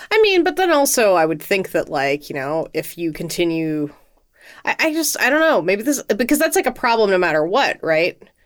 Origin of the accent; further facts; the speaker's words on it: United States; as an American, I've been raised to think that homeownership is something to aspire